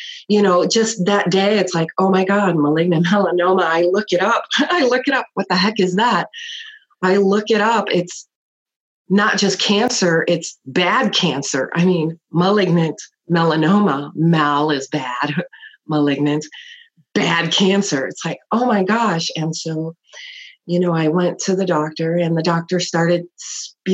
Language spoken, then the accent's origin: English; Chicago, Illinois, United States; I grew up in Chicago